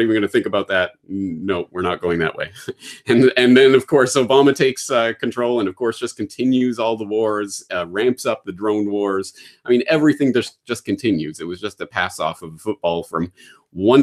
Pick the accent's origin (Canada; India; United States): Canada; as a Canadian